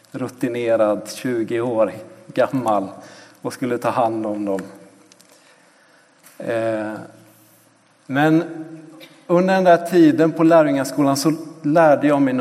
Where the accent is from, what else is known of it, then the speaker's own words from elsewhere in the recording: Ecuador; Eh, jag växte upp i Ecuador, föddes där på 3000 meters höjd och eh, sprang runt där på gatorna och torgen eh, och lekte med de ekvatorianska barnen. Och på många sätt så blev Ecuador mitt hem